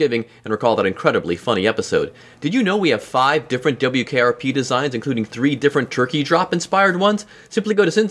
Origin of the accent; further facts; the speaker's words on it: Cleveland, Ohio, United States; I'm from Cleveland